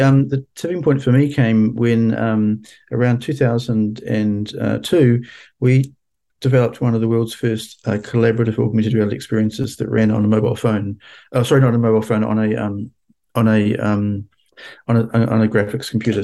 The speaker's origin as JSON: {"language": "English", "country": "New Zealand", "also_born_or_lived": "Washington, United States", "moved": "as an adult", "said": "my home country of New Zealand"}